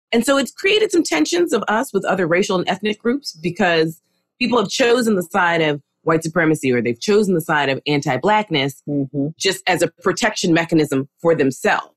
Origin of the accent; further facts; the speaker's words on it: New York City, New York, United States; I'm from New York, New York